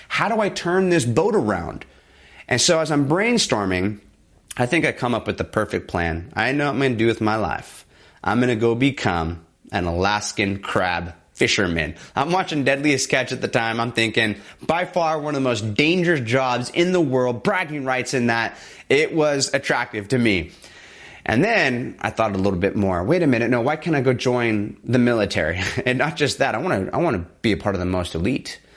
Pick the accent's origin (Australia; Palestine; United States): United States; Southern California; back in my hometown, Southern California